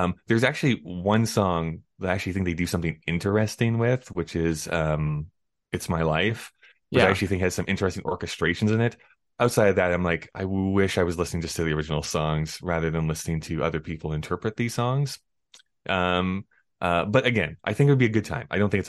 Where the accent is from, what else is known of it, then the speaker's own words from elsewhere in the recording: Canada; But I mean, I'm from Canada, so I always have to be like, it's … though.